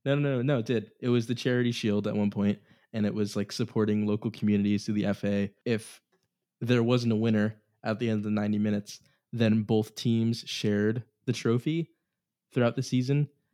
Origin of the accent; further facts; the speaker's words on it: Boston, Massachusetts, United States; we're all from the Boston area